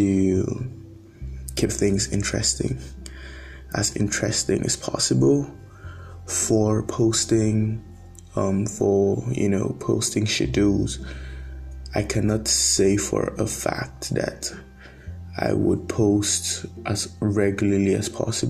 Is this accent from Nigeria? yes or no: yes; Nigeria; I'm predominantly Nigerian